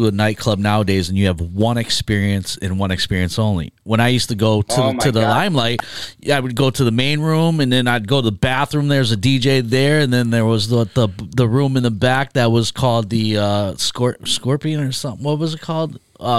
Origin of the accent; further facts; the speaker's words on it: New York, United States; I'm from New York